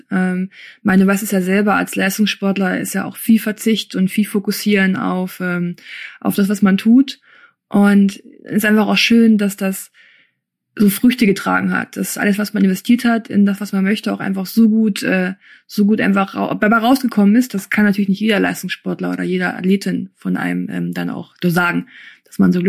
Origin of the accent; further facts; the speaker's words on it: Germany; also born or lived in Kyrgyzstan / Erfurt; Ich war ein halbes Jahr alt.